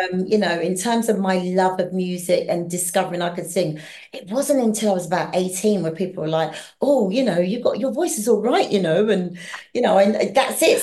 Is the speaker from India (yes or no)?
no; London, United Kingdom; also born or lived in Hackney, London; I was born in Hackney, Hackney. but I grew up in southeast London